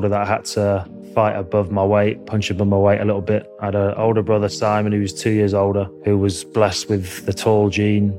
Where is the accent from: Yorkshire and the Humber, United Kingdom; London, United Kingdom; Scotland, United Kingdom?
Yorkshire and the Humber, United Kingdom; Leeds; So I grew up in Leeds, Yorkshire, a little village called Addle, which was, you know, a really beautiful place to grow up in.